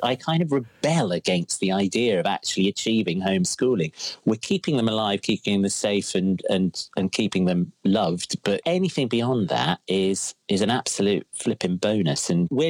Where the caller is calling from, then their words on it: Crouch End, London, United Kingdom; I'm currently in my son's room. In our flat in Crouch End, in rainy Crouch End.